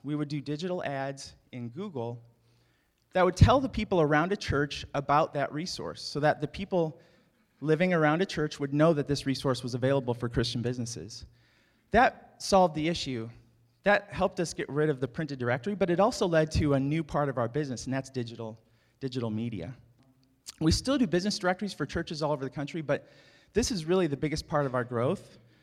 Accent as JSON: {"language": "English", "region": "Indiana", "country": "United States", "tie": "born or raised there", "said": "I grew up in Indiana"}